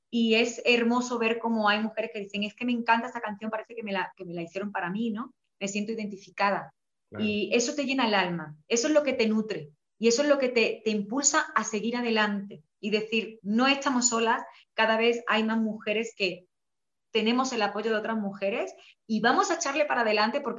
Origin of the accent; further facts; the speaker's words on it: Spain; y yo me sentí súper afortunada de, como española, cantar música regional mexicana